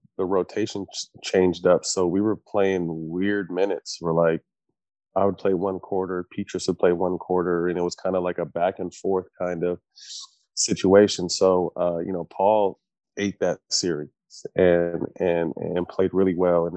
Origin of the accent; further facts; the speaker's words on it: California, United States; I grew up in California, Laker fan.